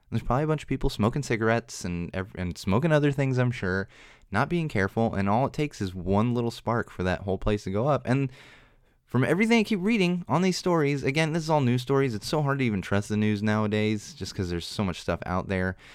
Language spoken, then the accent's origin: English; San Diego, California, United States; I'm from San Diego